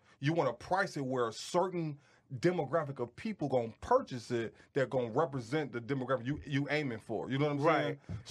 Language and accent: English; Detroit, Michigan, United States; I'm from Detroit.